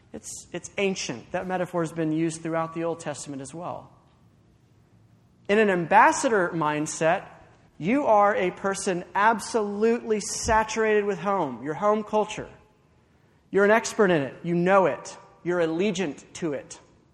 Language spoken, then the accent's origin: English; Watkinsville, Georgia, United States; I grew up in Watkinsville. Of course, I came to UGA.